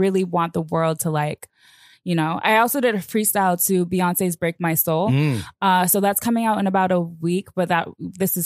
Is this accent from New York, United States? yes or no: yes; New York City, New York, United States; I'm really a New Yorker, like born and raised.